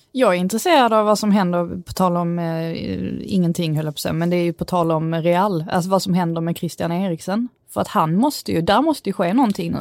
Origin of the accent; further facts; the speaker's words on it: Skåne, Sweden; accent: Scanian; min skånska stämma